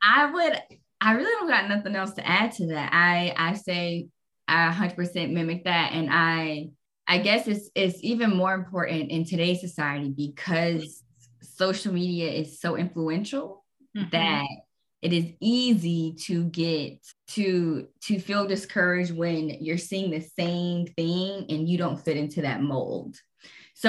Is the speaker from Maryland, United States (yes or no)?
no; Jacksonville, Florida, United States; moved away; we were raised in Jacksonville, Florida.